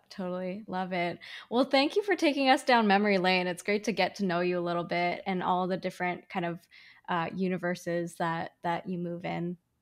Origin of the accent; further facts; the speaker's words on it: Canada; also born or lived in China; My parents and I moved to Canada when I was four. Uh, we moved from China.